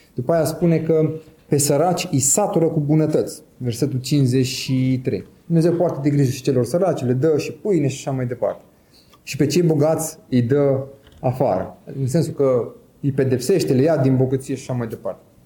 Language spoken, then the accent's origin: Romanian; Romania; Eu sunt român